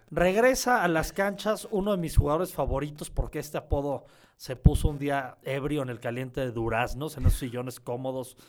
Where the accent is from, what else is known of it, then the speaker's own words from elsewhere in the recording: Mexico; yo soy negro y mexicano.